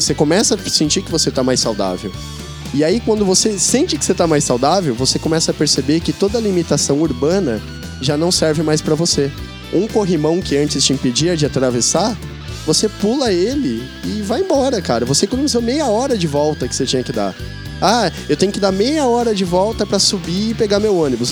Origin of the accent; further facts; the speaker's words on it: interior of São Paulo, Brazil; moved away as an adult; also born or lived in Garça / Bauru / Botucatu; now in São Paulo, Brazil; eu morava no interior de São Paulo, eu, eu nasci em Garça, e depois eu morei em Bauru, depois eu morei em Botucatu e consegui vir para São Paulo